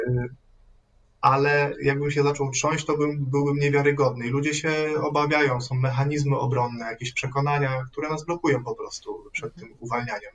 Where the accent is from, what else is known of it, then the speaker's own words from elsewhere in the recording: Radom, Masovian Voivodeship, Poland; jestem z Radomia